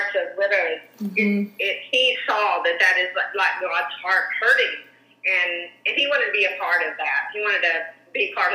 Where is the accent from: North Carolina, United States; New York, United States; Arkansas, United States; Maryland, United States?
Arkansas, United States; moved away; also born or lived in California; we both grew up in Arkansas, in small towns.